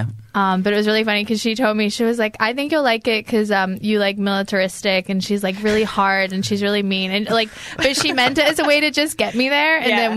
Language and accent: English; Glasgow, Scotland, United Kingdom; also born or lived in United States / England; I'm from Glasgow, Scotland. So I grew up in Glasgow, Scotland, but I have lived in the US and England and here. So the accent is very muffled, but I identify as Scottish.